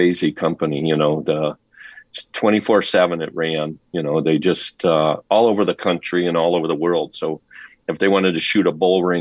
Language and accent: English; Detroit, Michigan, United States; moved away as an adult; now in California, United States; I came from Detroit. I actually was in high school, 17 years old, and I had bought a rundown pizzeria